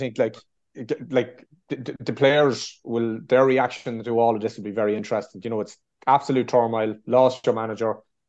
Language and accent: English; Meath, Leinster, Ireland; I'm from Mead